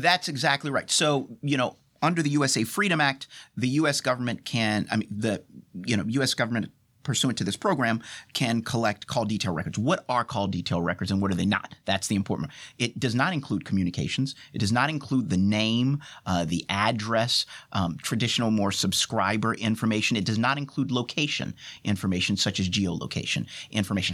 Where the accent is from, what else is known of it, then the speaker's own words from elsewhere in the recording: United States; I am an American, and as an American